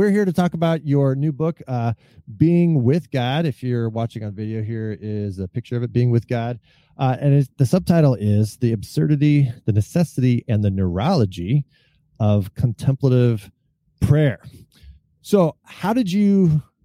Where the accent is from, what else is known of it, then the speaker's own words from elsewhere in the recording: Northern California, United States; moved away; also born or lived in Grand Rapids; I was raised in Northern California